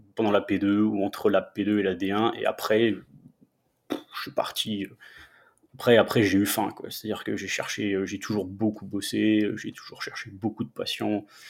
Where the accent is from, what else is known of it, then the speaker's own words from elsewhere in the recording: Metz, Grand Est, France; first language French; moved away as an adult; also born or lived in Nancy; now in Denver, United States; Je suis de Metz, en fait. Je suis, originaire de, Metz. j'ai fait toute ma scolarité là-bas